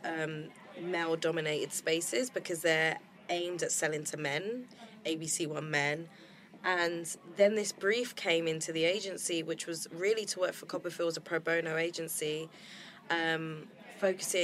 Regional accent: London, United Kingdom; I was originally from London

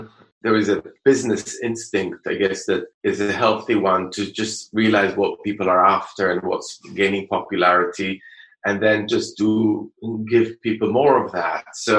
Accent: Jerusalem, Jerusalem District, Israel; English is a second language; I think it is a lot to do with where I was brought up. So growing up in Jerusalem, you know, just the balance was quite different.

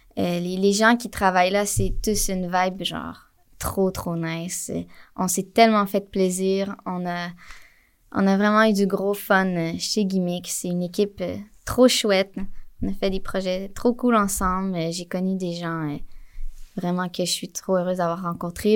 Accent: Montreal, Quebec, Canada; also born or lived in Jonquière; je viens de Montréal

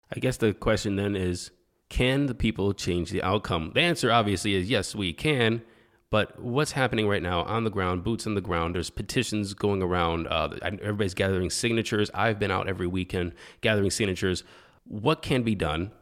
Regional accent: Cleveland, Ohio, United States; I'm from Ohio

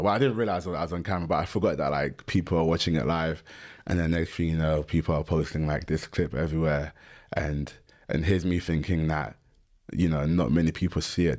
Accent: London, United Kingdom; I'm from London

